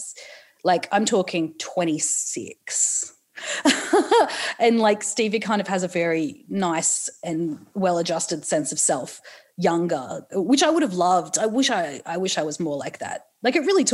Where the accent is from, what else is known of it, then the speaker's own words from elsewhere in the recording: Newcastle, New South Wales, Australia; I'm from Newcastle